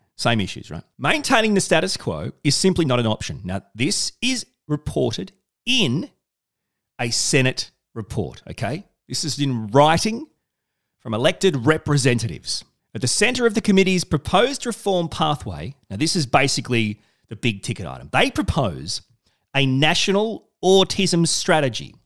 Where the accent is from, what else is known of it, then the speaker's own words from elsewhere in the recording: Australia; I'm Australian.